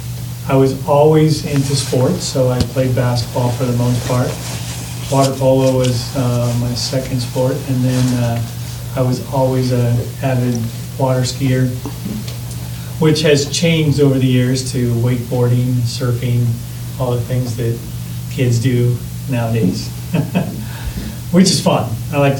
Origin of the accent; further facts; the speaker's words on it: Modesto, California, United States; When I was 12, I grew up in Modesto, California